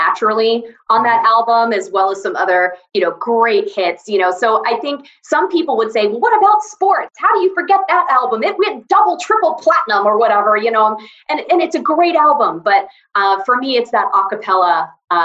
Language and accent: English; Atlanta, Georgia, United States; a girl who grew up, born and raised in Atlanta